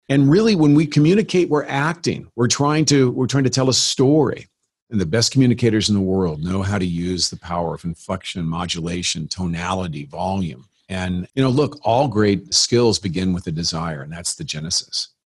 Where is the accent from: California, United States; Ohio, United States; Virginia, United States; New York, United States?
California, United States; San Bernardino; born or raised there; moved away as an adult; now in Scottsdale, United States